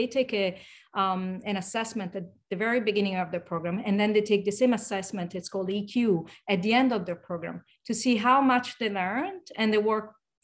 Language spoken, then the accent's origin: English; Rome, Lazio, Italy; moved away as an adult; now in United States; I was born and raised in Rome